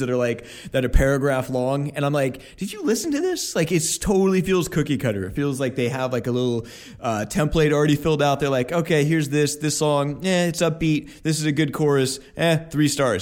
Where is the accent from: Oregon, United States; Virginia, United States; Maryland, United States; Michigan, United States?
Oregon, United States; Portland; I was growing up in Portland